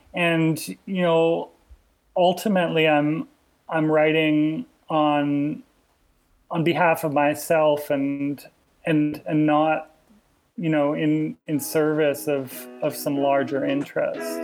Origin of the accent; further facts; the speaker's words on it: Alberta, Canada; moved away; I was already from Alberta